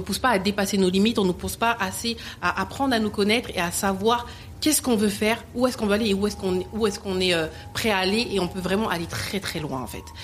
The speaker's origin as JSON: {"language": "French", "town": "Le Bourget", "region": "Île-de-France", "country": "France", "tie": "born or raised there", "said": "j'ai vraiment grandi au Bourget, en tout cas dans le 93. Je viens du 93"}